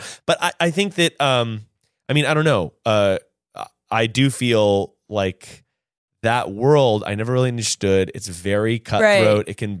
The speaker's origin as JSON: {"language": "English", "region": "North Carolina", "country": "United States", "moved": "yes", "said": "we're two boys from North Carolina."}